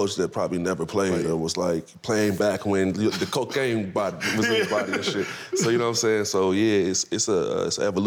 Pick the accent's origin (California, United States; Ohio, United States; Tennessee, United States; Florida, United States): Florida, United States; I'm from Florida. I'm from Florida, too, where the sun always shining